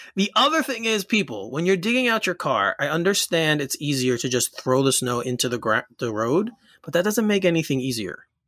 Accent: Elmont, New York, United States; my hometown of Elmont, New York

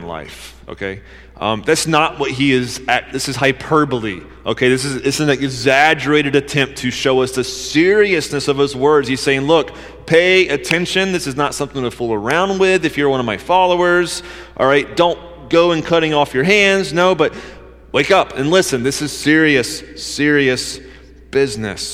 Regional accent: Georgia, United States; I grew up in Georgia

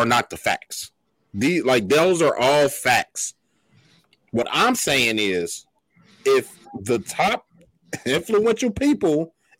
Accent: United States; This is my country. My ancestors might be from Africa. I am American

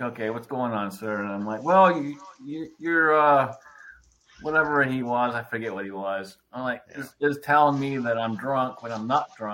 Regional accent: Scotland, United Kingdom; I'm Scottish

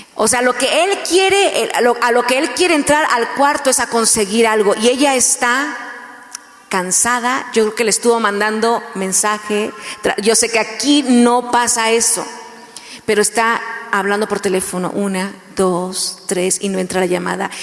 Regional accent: Mexico; first language Spanish; yo soy mexicana

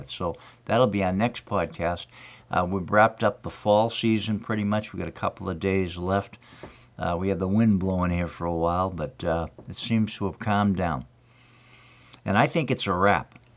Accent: Hanson, Massachusetts, United States; from Hanson, Massachusetts.

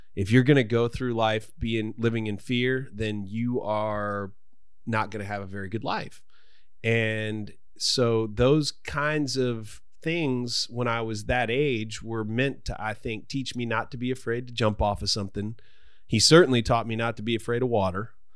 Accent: United States; we're both American, but, but I'm an, I, I'm, I'm of Irish heritage

